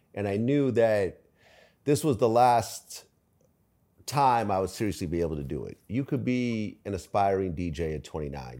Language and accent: English; San Mateo, California, United States; moved away as an adult; also born or lived in Ukraine / Springfield, Massachusetts / San Francisco / Berkeley; I was born in Ukraine. Uh, we moved to Springfield, Massachusetts. So we lived in the projects out there for a little bit. And then we moved out to the West Coast, first in San Francisco, then we settled down in San Mateo. My family bought a house there. And I was there all through, you know, high school